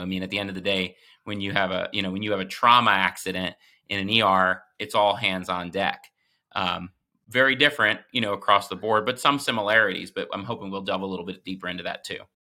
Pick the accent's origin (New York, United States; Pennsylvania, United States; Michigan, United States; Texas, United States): Pennsylvania, United States; the Poconos; also born or lived in Lehigh Valley, Pennsylvania; I grew up in the Poconos, lived in the Lehigh Valley